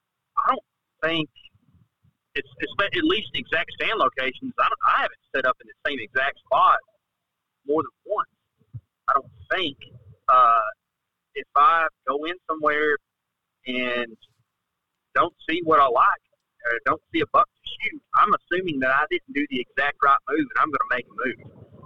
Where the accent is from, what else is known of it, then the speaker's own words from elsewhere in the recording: Texas, United States; I mean, I'm from Texas, right?